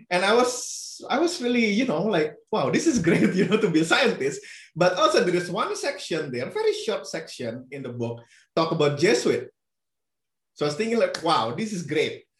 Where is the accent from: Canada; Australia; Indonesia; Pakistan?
Indonesia; English is a second language; moved away as an adult; now in Arizona, United States; I grew up with three languages. So mm -hmm. Indonesian is the national language, uh, which is taught in school. Uh, and then Sundanese is the language spoken in my neighborhood